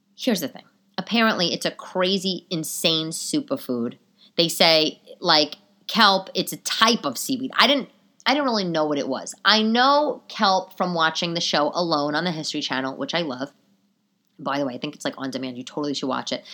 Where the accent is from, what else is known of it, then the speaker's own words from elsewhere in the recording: New York City, New York, United States; being a New Yorker